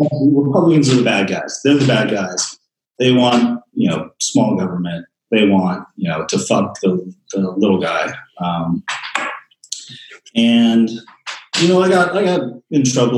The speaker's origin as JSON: {"language": "English", "town": "Santa Monica", "region": "California", "country": "United States", "tie": "born or raised there", "moved": "yes", "said": "I grew up in Santa Monica, California in the 90s"}